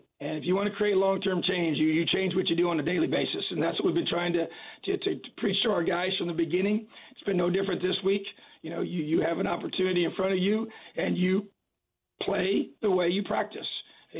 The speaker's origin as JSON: {"language": "English", "region": "Indiana", "country": "United States", "tie": "born or raised there", "said": "I'm born and raised in Indiana, high school coach in the state for many years"}